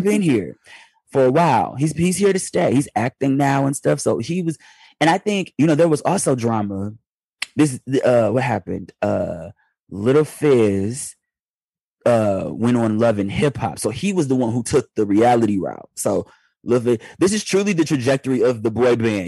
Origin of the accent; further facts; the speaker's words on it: Detroit, Michigan, United States; moved away; I'm still from Detroit deep down in my heart